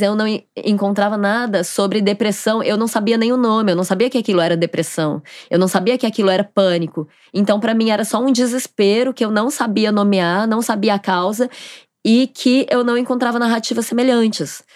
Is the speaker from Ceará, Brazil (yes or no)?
no; Goiânia, Goiás, Brazil; moved away as an adult; now in Rio de Janeiro, Brazil; eu sou de Goiânia